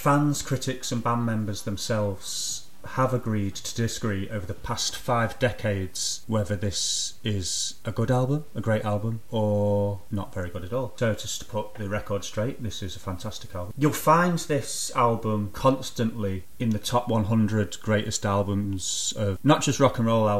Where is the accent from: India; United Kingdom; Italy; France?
United Kingdom; England; I'm from England myself